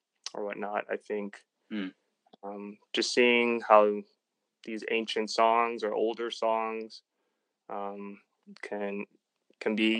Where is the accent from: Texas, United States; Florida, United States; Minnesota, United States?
Florida, United States; Orlando; born or raised there